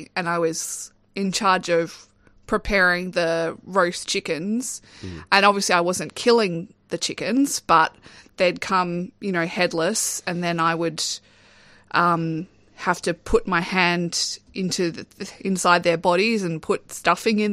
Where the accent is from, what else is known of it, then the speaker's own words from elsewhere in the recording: Darwin, Northern Territory, Australia; growing up in Darwin